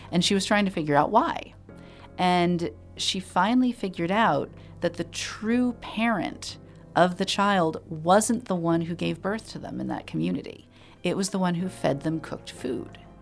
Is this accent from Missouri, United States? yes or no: no; Allentown, Pennsylvania, United States; my hometown in Allentown, Pennsylvania.